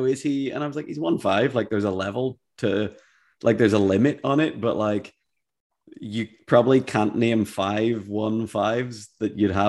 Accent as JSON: {"language": "English", "country": "Ireland", "said": "I'm Irish"}